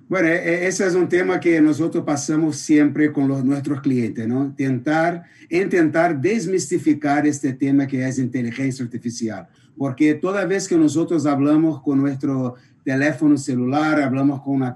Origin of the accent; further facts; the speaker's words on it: Brazil; Spanish is a second language; Yo soy por el asiento está mirando, soy brasileño